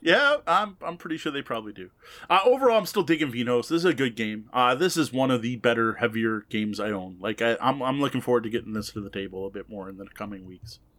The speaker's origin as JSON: {"language": "English", "country": "Canada", "said": "I, as a Canadian"}